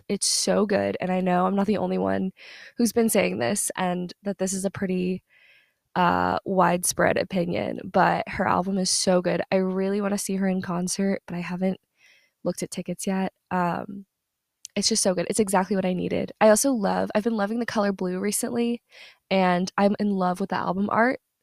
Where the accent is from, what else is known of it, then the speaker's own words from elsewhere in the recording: Southern US, United States; moved away as an adult; the place where I grew up in is in the South, Southern U S